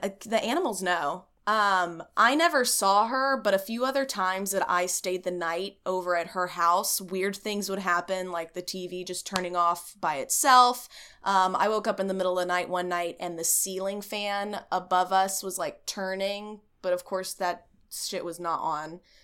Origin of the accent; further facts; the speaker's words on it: East Texas, United States; I grew up in East Texas, like rural country area